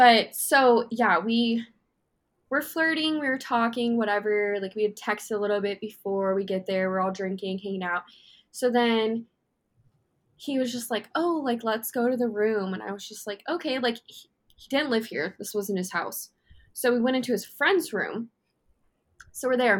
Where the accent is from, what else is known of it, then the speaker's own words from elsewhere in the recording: Las Vegas, Nevada, United States; I came from Vegas.